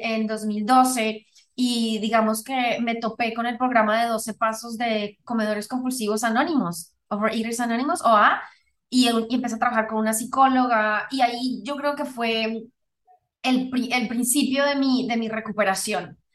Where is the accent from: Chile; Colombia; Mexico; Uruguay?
Colombia; yo soy originalmente de Colombia